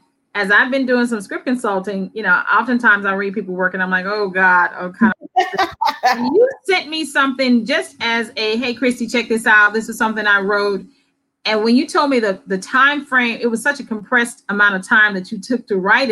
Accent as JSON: {"language": "English", "area": "Tipton County", "region": "Tennessee", "country": "United States", "tie": "born or raised there", "said": "I grew up in Tipton County"}